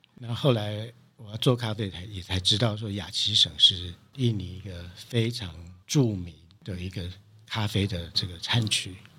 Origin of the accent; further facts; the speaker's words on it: Dongshi, Taichung, Taiwan; 故乡，就是台中的东市